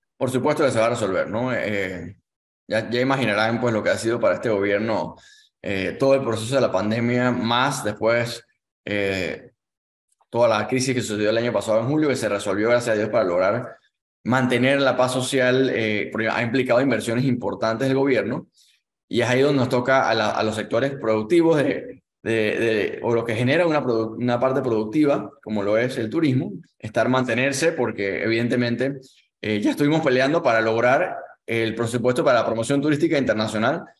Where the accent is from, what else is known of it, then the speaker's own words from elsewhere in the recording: Panama; como panameños